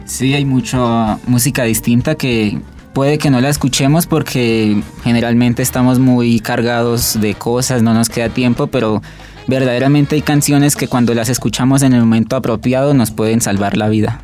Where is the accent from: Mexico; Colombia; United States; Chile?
Colombia; now in Bogotá, Colombia; yo vengo de un pueblo pues periférico